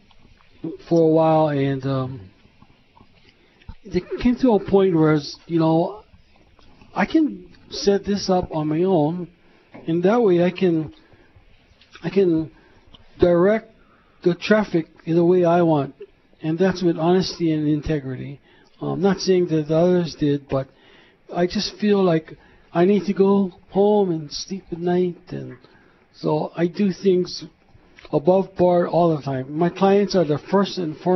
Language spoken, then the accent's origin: English; Honolulu, Hawaii, United States; born in Honolulu, Hawaii, a couple of blocks from here, in fact, in Makali, and I attended McKinley and the University of Hawaii